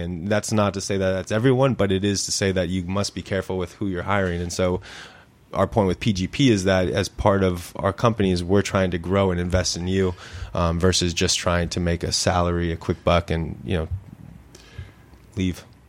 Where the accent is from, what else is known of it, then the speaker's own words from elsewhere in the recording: Santa Clarita, California, United States; I grew up in Santa Clarita